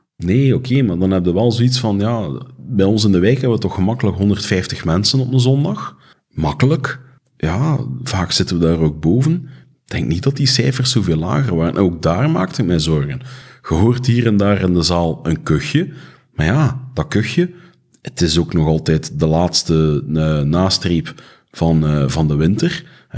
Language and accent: Dutch; Flanders, Belgium; ons als Vlamingen